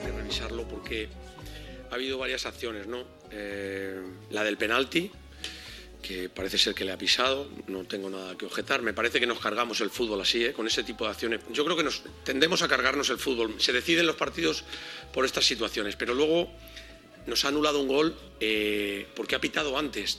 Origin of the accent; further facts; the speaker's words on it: Fuenlabrada, Community of Madrid, Spain; also born or lived in Leganés; yo realmente yo nací en Leganés, pero yo me siento de Fuenlabrada, o sea, toda la vida he vivido